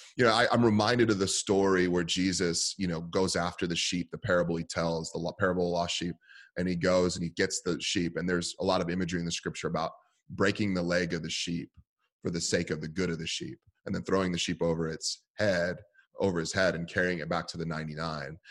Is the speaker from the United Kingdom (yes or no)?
no; San Francisco Bay Area, California, United States; I grew up in the San Francisco Bay Area.